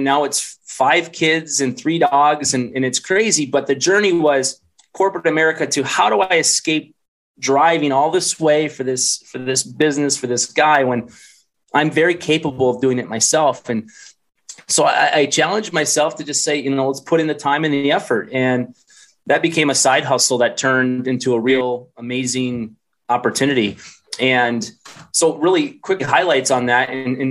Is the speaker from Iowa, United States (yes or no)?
yes; Iowa, United States; moved away as an adult; also born or lived in Minnesota; I'm a Midwest guy, grew up in small town in Iowa.